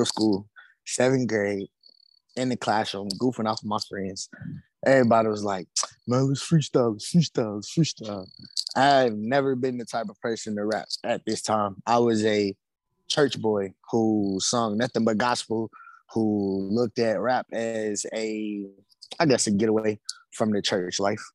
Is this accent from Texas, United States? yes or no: no; Birmingham, Alabama, United States; also born or lived in Talladega, Alabama; I'm from Birmingham, Alabama, born and raised